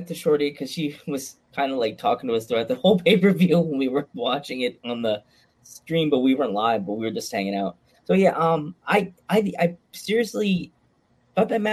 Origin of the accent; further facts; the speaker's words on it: United States; we're American